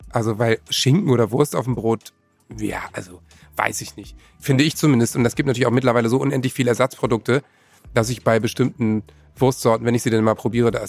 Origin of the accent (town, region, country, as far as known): Northern Germany, Germany